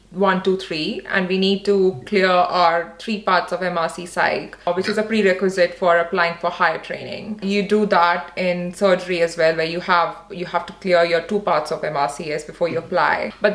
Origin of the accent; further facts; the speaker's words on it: Odisha, India; because I am from Orissa. So when I hear someone talking so fondly and so nicely of people there, so I just feel like they're talking about my people.